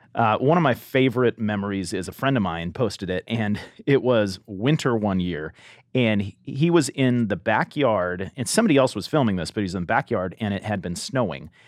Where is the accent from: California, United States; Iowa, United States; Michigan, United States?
California, United States; Southern; growing up in Southern California, I went to Harvest Crusades when I was younger